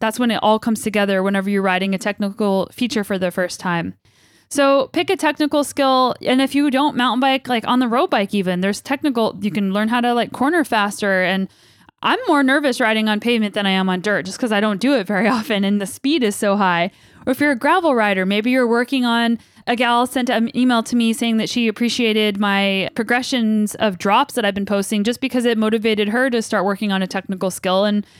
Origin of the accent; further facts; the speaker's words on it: United States; now in Canada; I'm an American in Canada. And apparently I'm talking more like a Canadian these days, which is, I guess, to be expected.